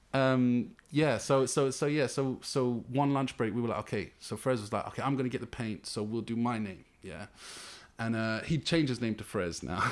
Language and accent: English; London, United Kingdom; I'm West London, man, yeah. through and through, born and raised